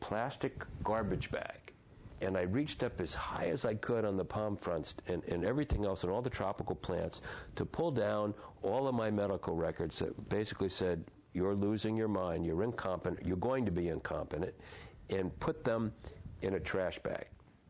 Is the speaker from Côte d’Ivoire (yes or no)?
no; Ireland; And as an Irish guy, I have the faith and I work on the hope, and the humor is embedded in me.